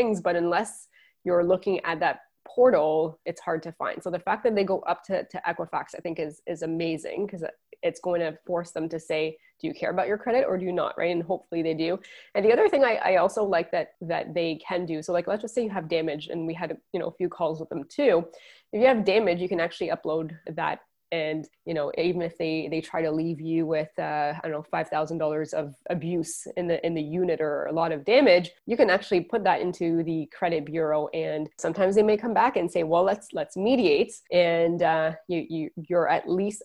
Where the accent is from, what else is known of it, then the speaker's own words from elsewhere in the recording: Quebec, Canada; I'm from Quebec